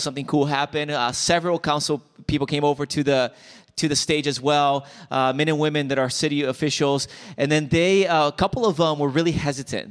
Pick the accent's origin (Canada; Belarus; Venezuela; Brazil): Brazil; now in United States; I'm from Brazil